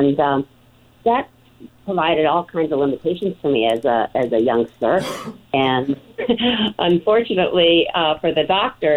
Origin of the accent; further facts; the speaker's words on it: Greece; moved away; I was born and raised in Greece